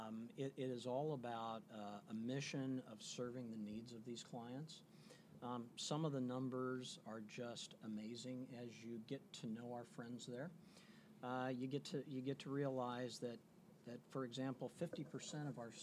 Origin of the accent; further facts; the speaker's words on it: Midwest, United States; moved away as an adult; I hail from the Midwest originally